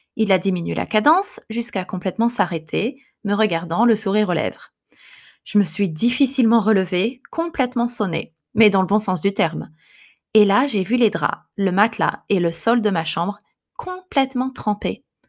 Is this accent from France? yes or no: yes; France; moved away as an adult; also born or lived in Paris; now in Japan; Je suis française, mais je vis au Japon